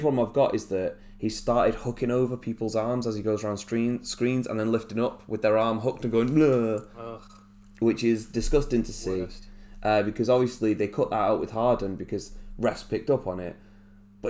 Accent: England, United Kingdom; we as English people

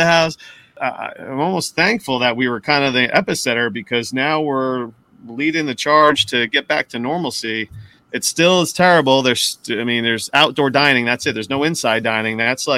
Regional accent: New Jersey, United States; also born or lived in Jackson Heights, Queens, New York; But I lived in Jackson Heights for a few years before I moved to Jersey. I grew up in Jersey, lived in Jackson Heights, worked in Manhattan. And now I'm home.

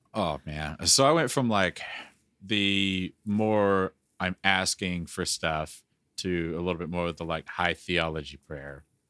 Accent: the South, United States; I grew up in the South.

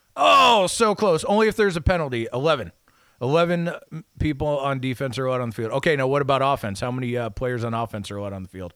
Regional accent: United States; I'm a red-blooded American

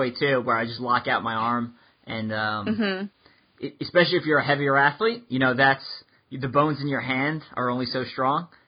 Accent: New York, United States; now in Kansas City, United States; I'm from New York

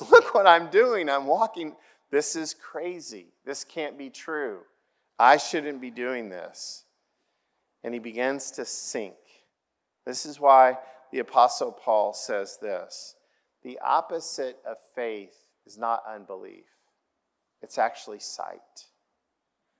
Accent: Oklahoma, United States; I grew up in Oklahoma

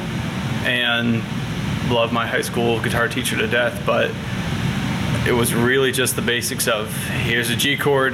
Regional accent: Indiana, United States; also born or lived in Fort Wayne, Indiana / Cannelton, Indiana / Richland, Indiana; my first memories were in Candleton, Indiana, right kind of along the Ohio River, in our house there when I was like maybe four or five. When I was five, we moved just 20 minutes away to Richland, Indiana

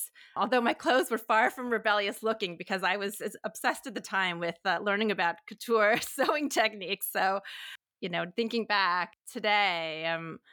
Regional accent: United States; now in Toronto, Canada; I'm Chinese American, but now I live in Toronto, Canada

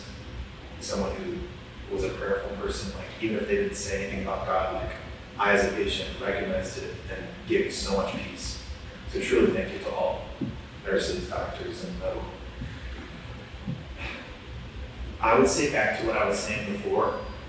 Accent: Atlanta, Georgia, United States; to be the director of my hometown, the place where I grew up

